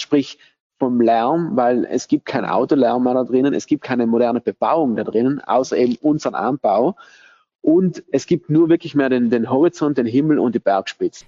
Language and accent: German; Bolzano, Trentino-Alto Adige, Italy; Ich bin auch hier in Bozen geboren, aufgewachsen